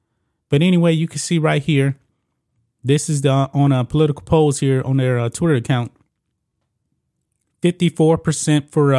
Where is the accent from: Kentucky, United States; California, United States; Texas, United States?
Texas, United States; I'm a Texan